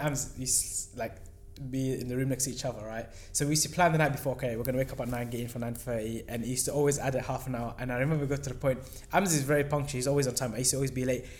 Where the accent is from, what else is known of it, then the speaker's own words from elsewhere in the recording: London, United Kingdom; we're from London